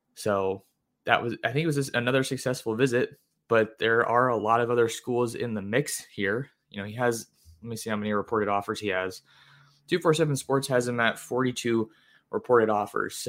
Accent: San Jose, California, United States; shout out four oh eight. That's my hometown.

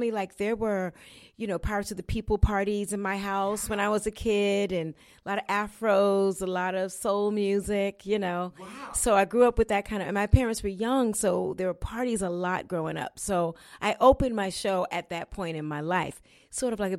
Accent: Florida, United States; born there; I grew up. I was born in Florida, and uh, my parents were. My dad was in the military.

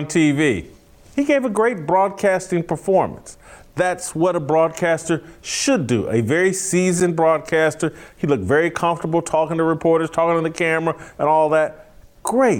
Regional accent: Indianapolis, Indiana, United States; I'm from Indianapolis. My family's all Colts fans

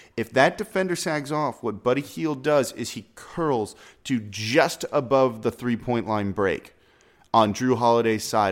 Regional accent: Los Angeles, California, United States; moved away; I'm from Los Angeles originally

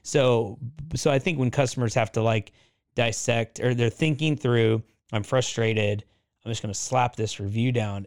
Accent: Oregon, United States; I grew up in Oregon

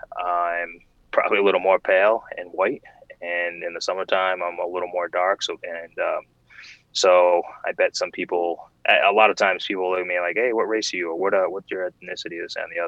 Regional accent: Providence, Rhode Island, United States; also born or lived in West Warwick, Rhode Island; I grew up in Providence for the first part of my childhood, leading up to I was, I believe, 10

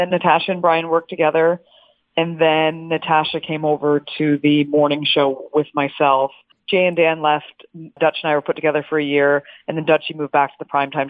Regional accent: Canada; I being a Canadian and growing up, like my dad's a diehard CFL fan.

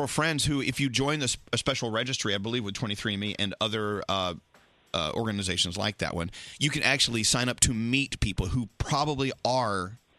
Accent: the South, United States; now in Northeast, United States; I'm from the South.

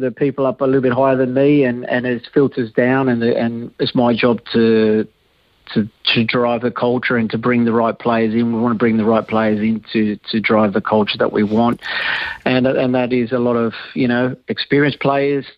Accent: Australia; I'm Australian

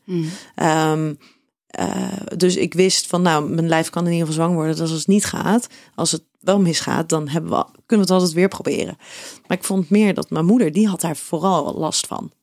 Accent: Schiedam, South Holland, Netherlands; jij komt ook uit Schiedam, net als ik

